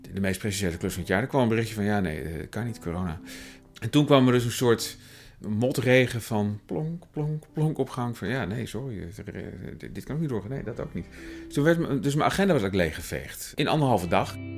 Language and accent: Dutch; Utrecht, Netherlands; Ik ben opgegroeid in Tuindorp, de jaren 30 wijk. Dat is, dat is niet ver vandaan waar we dit gesprek nu hebben in Overvecht